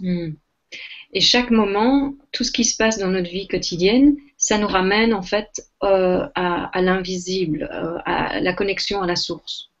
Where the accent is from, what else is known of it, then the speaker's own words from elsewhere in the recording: Belgium; je suis belge, je suis belge d'origine